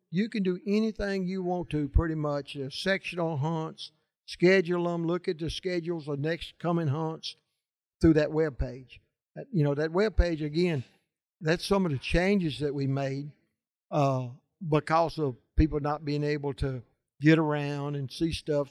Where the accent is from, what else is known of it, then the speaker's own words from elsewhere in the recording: Louisiana, United States; I'm from Louisiana.